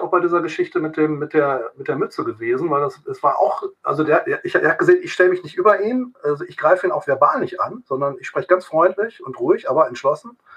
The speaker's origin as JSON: {"language": "German", "region": "East Germany", "country": "Germany", "said": "also als Ossi, {S0} {S1} als Ossi da hingebracht wurde in den Knast"}